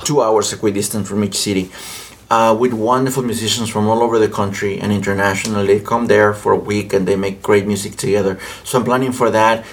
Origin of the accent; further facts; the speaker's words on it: Mexico; English is a second language; moved away as an adult; also born or lived in Winchester, Virginia; now in United States; I am from Mexico